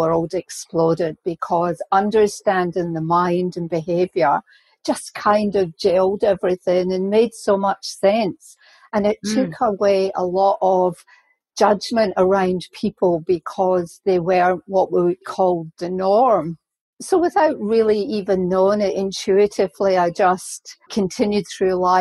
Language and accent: English; Scotland, United Kingdom; moved away; my career started off as a registered nurse back in Scotland because I'm Scottish